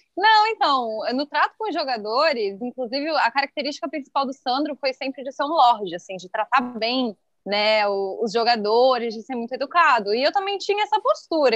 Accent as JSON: {"language": "Portuguese", "town": "Criciúma", "region": "Santa Catarina", "country": "Brazil", "tie": "born or raised there", "moved": "yes", "said": "eu morava em Criciúma"}